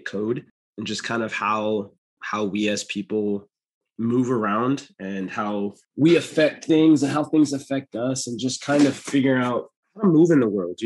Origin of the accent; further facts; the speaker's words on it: Jamaica; now in North Carolina, United States; I'm actually Jamaican